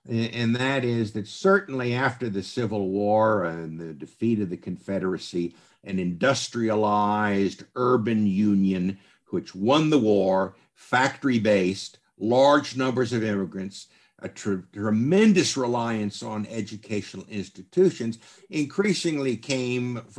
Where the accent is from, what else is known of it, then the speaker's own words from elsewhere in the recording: the South, United States; I must admit, as a Southerner and a Southwesterner, I've I've always resented it.